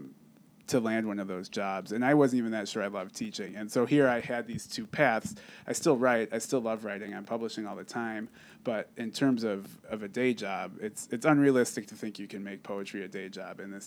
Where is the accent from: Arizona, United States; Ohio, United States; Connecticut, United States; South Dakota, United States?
Ohio, United States; Cleveland; now in Lawrence, United States; I have always lived in the Midwest. I'm originally from Cleveland, Ohio